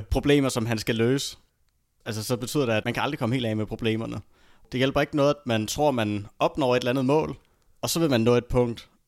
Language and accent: Danish; Denmark; born there; jeg er født i Danmark, jeg er glad for min familie